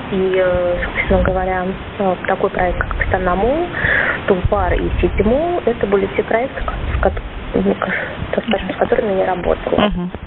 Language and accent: Russian; Moscow, Russia; also born or lived in Astana, Kazakhstan; я обратно переехала в Москву, я сама москвичка